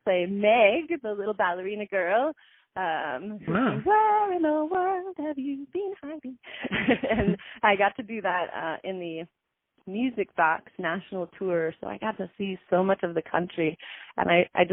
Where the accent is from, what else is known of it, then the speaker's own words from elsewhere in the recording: New York City, New York, United States; I was born and raised in New York City